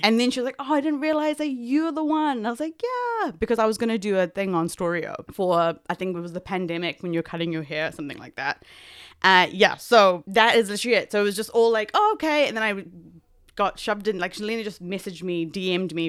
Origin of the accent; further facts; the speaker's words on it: South Africa; I am South African Indian